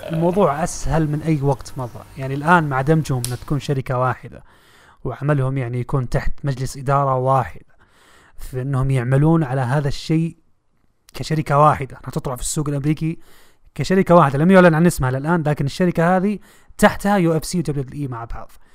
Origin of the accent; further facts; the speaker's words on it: Saudi Arabia; احنا كمشجعين سعوديين وعرب وخليجيين متواجدين في المنطقه